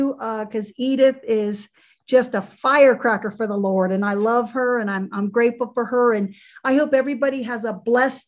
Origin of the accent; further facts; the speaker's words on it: Florida, United States; I was born and raised in Florida. I was raised in Florida.